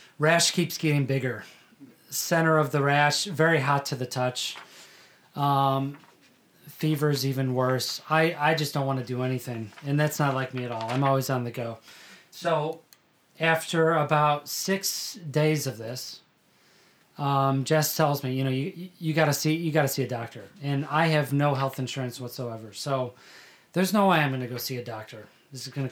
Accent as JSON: {"language": "English", "town": "Chicago", "region": "Illinois", "country": "United States", "tie": "born or raised there", "also_born_or_lived": "South Carolina", "moved": "as an adult", "lives_now": "New Jersey, United States", "said": "I'm from Chicago, Illinois, originally. My parents grew up there. I was born in the city. They moved to the suburbs shortly after"}